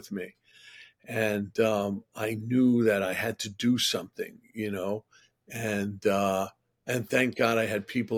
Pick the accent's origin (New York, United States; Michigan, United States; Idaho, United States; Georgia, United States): New York, United States; New York City; also born or lived in Manhattan, New York City; I actually grew up in Regal Park, Queens. I came to Manhattan when I was 15